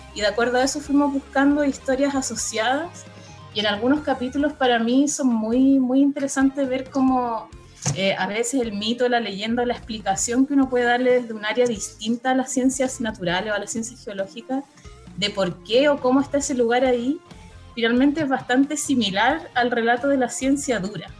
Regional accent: Santiago, Santiago Metropolitan Region, Chile; yo como santiaguina

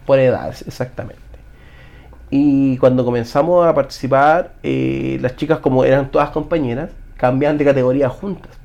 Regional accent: Chile

